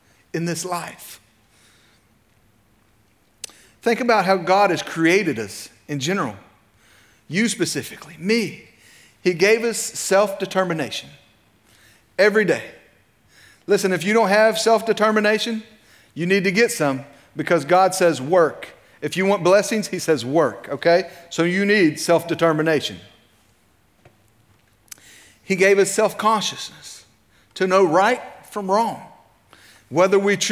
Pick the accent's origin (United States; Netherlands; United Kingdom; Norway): United States; Clay County, West Virginia; also born or lived in Medina County, Ohio; I was born in Medina County, Ohio, lived there till I was 5, moved to Clay County, West Virginia.